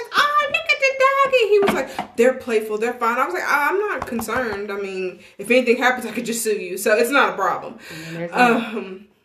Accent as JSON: {"language": "English", "region": "Tennessee", "country": "United States", "accent": "country; Southern", "said": "I'm from Tennessee. That is my accent"}